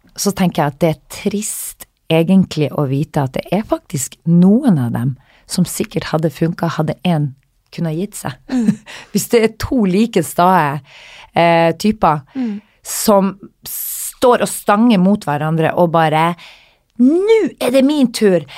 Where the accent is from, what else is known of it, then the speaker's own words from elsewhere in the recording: Northern Norway, Norway; moved away; also born or lived in London; når jeg var hjemme i Nord-Norge